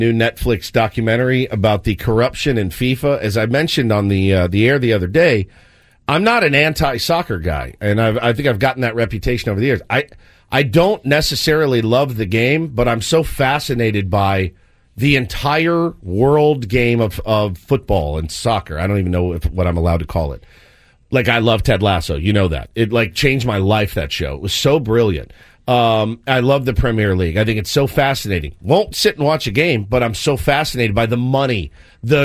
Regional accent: Texas, United States; now in California, United States; I'm from Texas

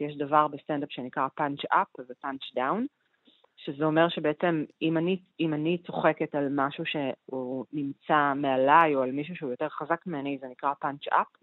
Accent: Argentina; moved away; אני ארגנטינאית

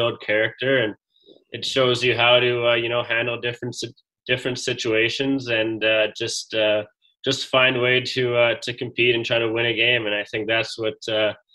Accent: Edmonton, Alberta, Canada; growing up in Edmonton, I got a chance to watch the Oil Kings

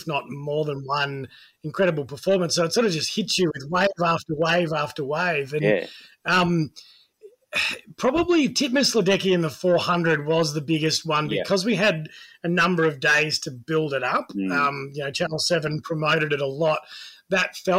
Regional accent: Geelong, Victoria, Australia; also born or lived in United Kingdom / Tasmania; now in Melbourne, Australia; I grew up in Geelong

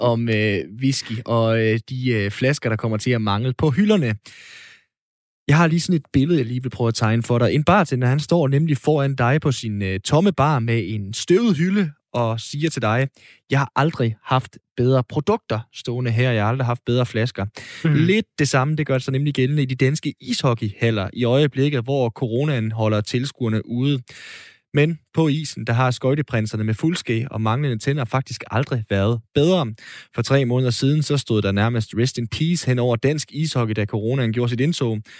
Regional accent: Denmark; vores privilegie som danskere

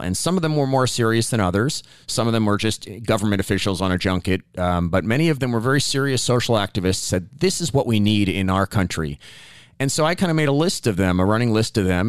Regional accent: New York, United States; also born or lived in Bangladesh; growing up in New York in the seventies

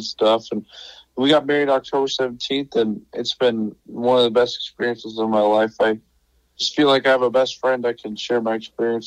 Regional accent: Helena, Montana, United States; moved away as an adult; also born or lived in Lincoln, Nebraska; I'm from Helena, but okay. We had a little cabin outside of Helena

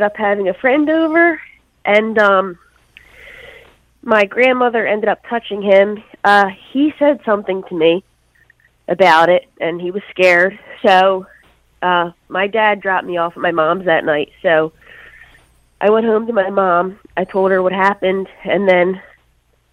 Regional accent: Philadelphia, Pennsylvania, United States; moved away as an adult; also born or lived in Bucks County, Newtown area; now in Newtown, United States; I grew up in Northeast in Mayfair, Philadelphia

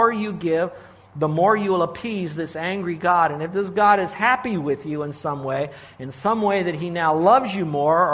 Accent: Miami, Florida, United States; I grew up in South Florida, Miami, actually.

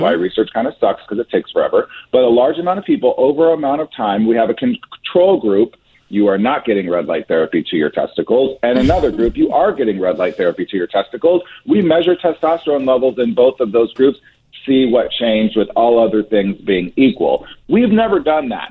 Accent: Nebraska, United States; moved away; I grew up in Nebraska

